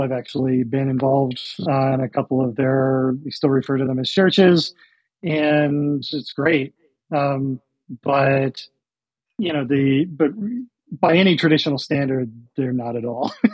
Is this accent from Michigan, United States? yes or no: yes; Michigan, United States; moved away as an adult; also born or lived in Washington; I grew up in Michigan